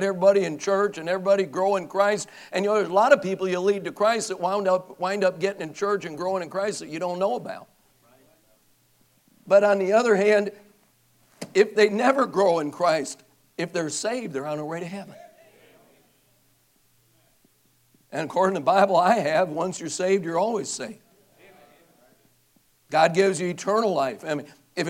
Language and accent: English; Racine, Wisconsin, United States; my hometown, Racine, Wisconsin